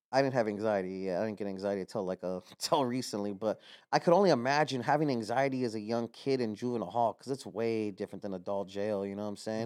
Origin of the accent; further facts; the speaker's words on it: Los Angeles, California, United States; I'm from El Sereno. I grew up there my entire life